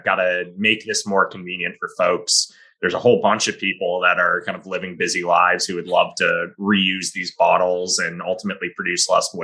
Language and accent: English; Belmont, Massachusetts, United States; also born or lived in North Carolina; I grew up in Belmont, Massachusetts, grew up in a family of six